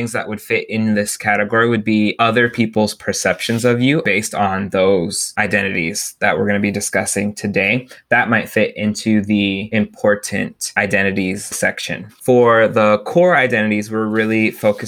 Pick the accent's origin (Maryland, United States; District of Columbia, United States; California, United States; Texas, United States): Texas, United States; my geographic background, I'm a Texan